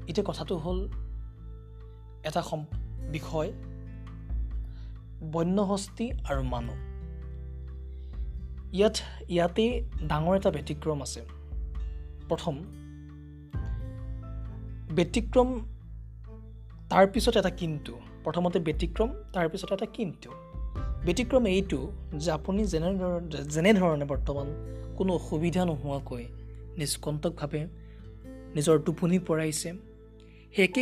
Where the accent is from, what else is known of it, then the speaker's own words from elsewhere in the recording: Assam, India; কিয়নো অসমৰ বেছি শতাংশ এনেবোৰ পাহাৰ ভৈয়ামেৰে আগু আগুৰা গতিকে পাহাৰ ভৈয়ামৰ কাষতে আমাৰ ঘৰ আমাৰ গাঁও আমাৰ পৰিয়াল আমাৰ দৈনন্দিন জীৱন